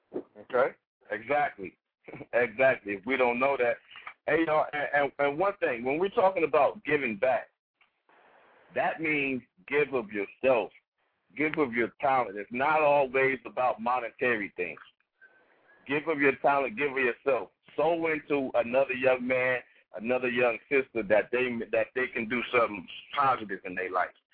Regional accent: Columbus, Ohio, United States; I'm from Columbus, Ohio

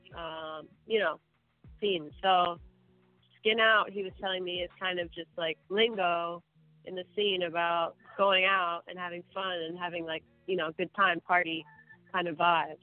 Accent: Maryland, United States; also born or lived in Brooklyn, New York; now in Los Angeles, United States; I'm originally from Maryland. Um, but I claim New York. Mm. I, I lived in mm. Brooklyn for about nine years. I, I feel like I grew up there

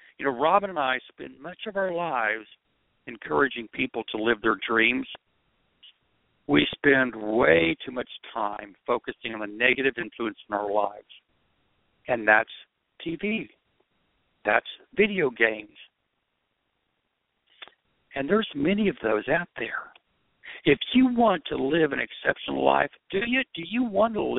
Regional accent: Oklahoma, United States; I'm being from Oklahoma

